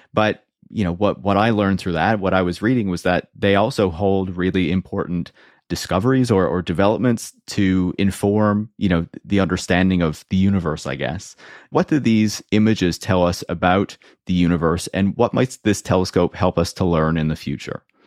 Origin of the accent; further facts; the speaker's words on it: Canada; I'm Canadian.